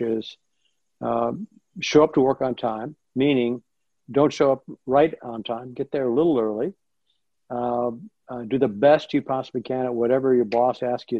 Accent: Nebraska, United States; moved away as an adult; I was born in Nebraska, went to school out in Nebraska

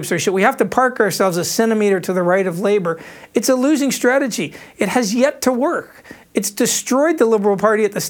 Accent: Canada; now in Australia; I'm speaking as a Canadian here

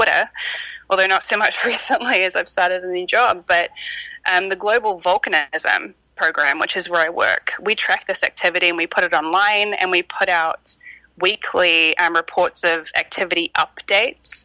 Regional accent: New Zealand; moved away; I grew up in New Zealand, so growing up around volcanoes

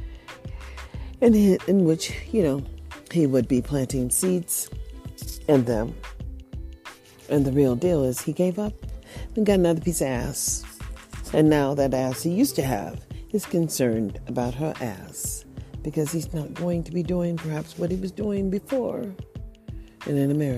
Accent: United States; we are all Americans

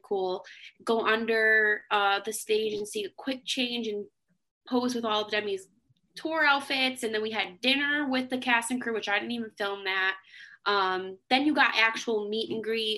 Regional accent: Connecticut, United States; I'm from Connecticut

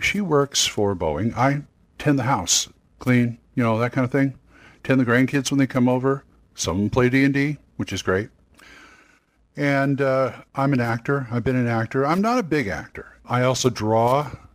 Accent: Long Beach, California, United States; now in Oklahoma City, United States; I came from California. I'm from Long Beach. I'm living in Oklahoma City right now

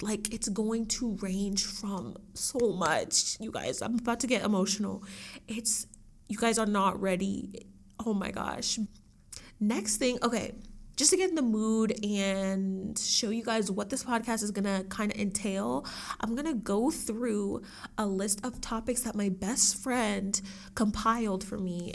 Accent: Dallas, Texas, United States; also born or lived in Austin, Texas; I was born in Austin, Texas, and I was raised in Dallas, Texas

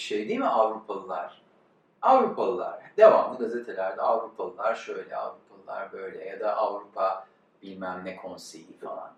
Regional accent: Istanbul, Turkey; also born or lived in United States; İstanbul'un e, batılılaşma ya da aydınlanmacı ya da rasyonel okullarında okumuş.

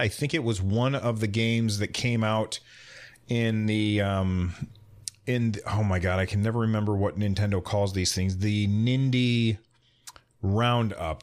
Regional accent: United States; I'm an American

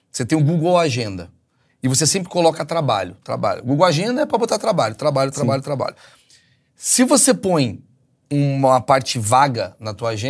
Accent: Rio de Janeiro, Brazil; now in São Paulo, Brazil; então você não tem a visão que eu tenho. Ah, sim. Eu sou carioca.

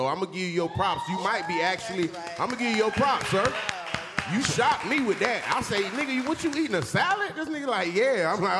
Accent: Palm Beach, Florida, United States; now in Atlanta, United States; I'm from Palm Beach. Palm Beach 561.

